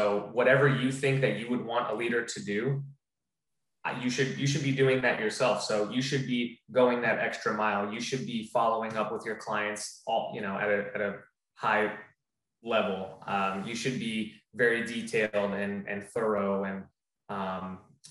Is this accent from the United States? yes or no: yes; Florida, United States; also born or lived in New Jersey; I was born in New Jersey, but I've lived in Florida the majority of my life, so I'm a Floridian